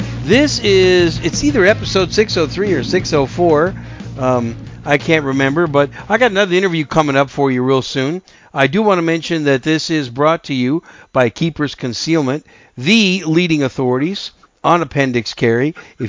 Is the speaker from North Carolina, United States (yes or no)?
no; Wisconsin, United States; moved away as an adult; I'm a cheesehead from Wisconsin. And that's where I grew up. And I grew up there, went to college there, and then got out.